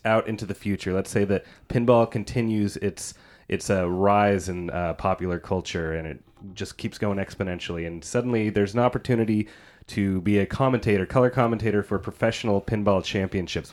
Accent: Tri-Cities, Washington, United States; I'm from the Tri-Cities

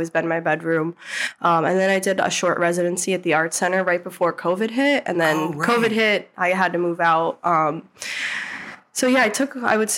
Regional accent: Albany, New York, United States; also born or lived in New Hampshire; I was back in Albany. I moved home from New Hampshire

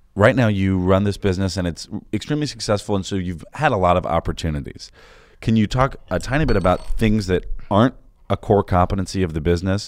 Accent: Chicago, Illinois, United States; being a Chicagoan

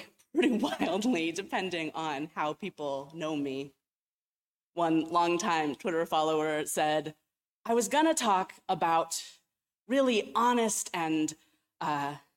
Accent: Cleveland, Ohio, United States; moved away as an adult; also born or lived in California; I was from Cleveland. I had grown up in the Midwest

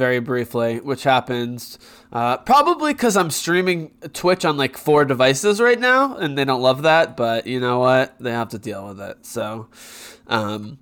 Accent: United States; me being American

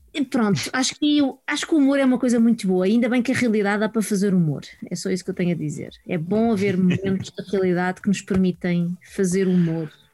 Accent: Sintra, Lisbon, Portugal; Eu sou da Dona Maria

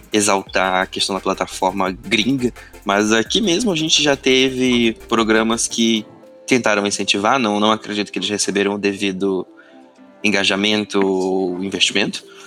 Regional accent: Manaus, Amazonas, Brazil; moved away; Eu venho de Manaus

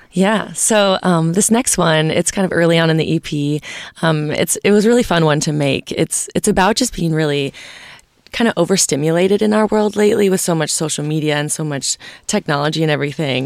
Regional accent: Nashville, Tennessee, United States; I come from Nashville, Tennessee

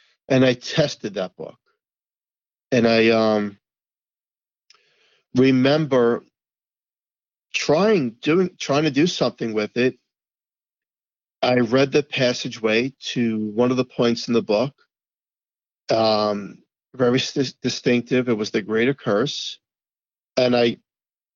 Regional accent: New York City, New York, United States; growing up in Staten Island

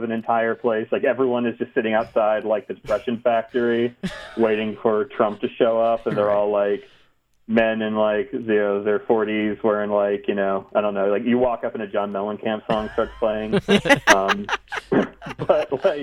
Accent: New Jersey, United States; also born or lived in Texas / Ohio / California; Like Texas, I was born in Texas and moved to like Ohio, like suburb of Cleveland, and then lived a little bit in Central California. But then mostly grew up in my teen years in North Jersey.

